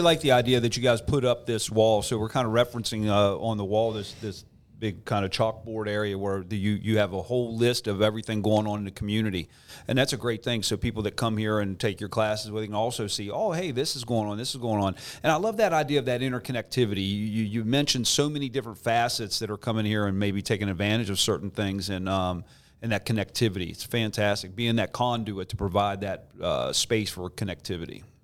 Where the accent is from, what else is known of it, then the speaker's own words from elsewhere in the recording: Morgantown, West Virginia, United States; growing up in Morgantown like I did